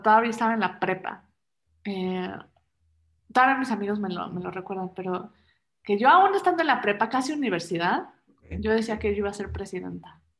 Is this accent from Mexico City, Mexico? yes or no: yes; Mexico City, Mexico; also born or lived in Germany; Yo soy mexicana, chilanga. Luego dicen que tengo un acento raro